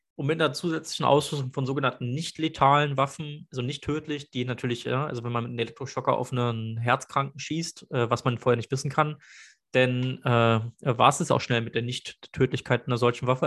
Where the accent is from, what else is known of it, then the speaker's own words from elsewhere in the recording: Berlin, Germany; ich bin Berliner